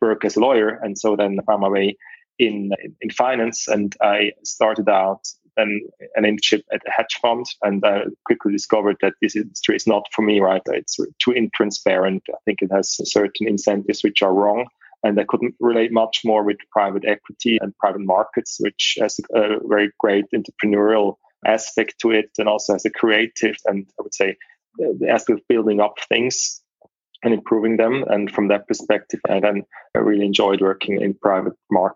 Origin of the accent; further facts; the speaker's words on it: Zurich, Switzerland; also born or lived in United Kingdom; I was born and raised in Zurich